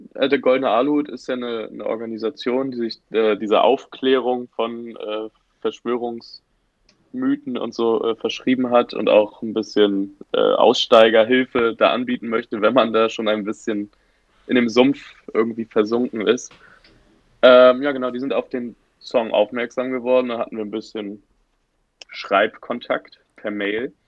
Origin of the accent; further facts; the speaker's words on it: Bad Schwartau, Schleswig-Holstein, Germany; wir äh, vier Dösbaddel aus Bad Schwartau